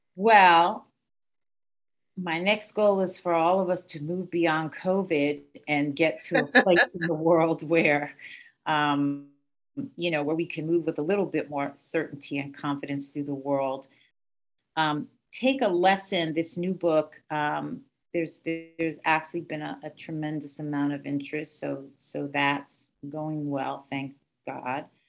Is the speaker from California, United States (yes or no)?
no; New York, United States; I was from New York